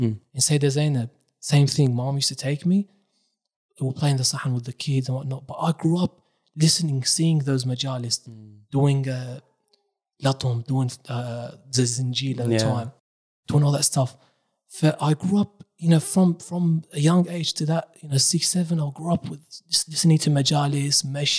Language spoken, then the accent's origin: English; Karbala, Karbala Governorate, Iraq; born there; moved away; I was born in Iraq, in Karbala, beside Abu Abdullah al-Hussein.